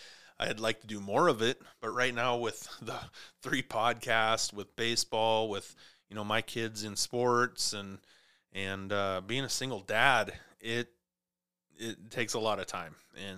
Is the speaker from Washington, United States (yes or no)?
no; Montana, United States; also born or lived in Clarkston; It's always been a growing up in Montana and then, you know, down on the Snake River, down in Clarkston, you know, I've always been around water.